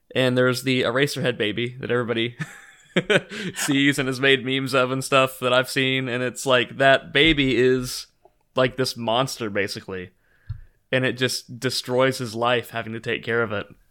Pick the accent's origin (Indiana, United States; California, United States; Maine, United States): Indiana, United States; Evansville; I'm from Evansville, Indiana